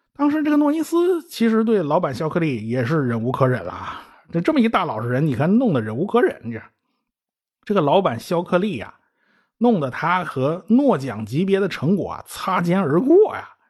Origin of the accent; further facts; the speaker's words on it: China; 我们中国人